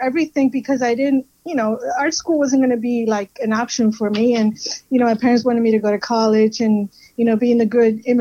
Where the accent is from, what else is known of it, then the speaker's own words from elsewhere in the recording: Miami, Florida, United States; moved away; also born or lived in Peru; I am from Miami. I was raised there. I was born in Peru.